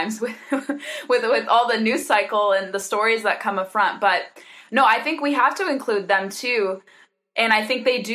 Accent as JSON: {"language": "English", "region": "California", "country": "United States", "tie": "born or raised there", "said": "I grew up in California."}